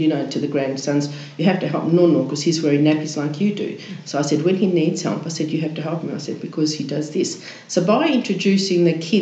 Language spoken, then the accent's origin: English; Kalgoorlie, Western Australia, Australia; moved away; I come from Kalgoorlie originally